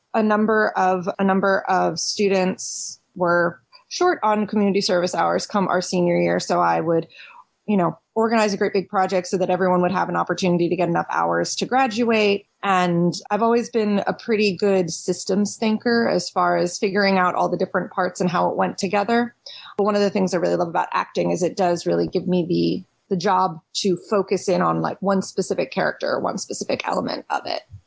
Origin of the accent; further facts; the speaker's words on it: Washington, District of Columbia, United States; moved away as an adult; also born or lived in Philadelphia; I was born and raised in Washington D.C. proper.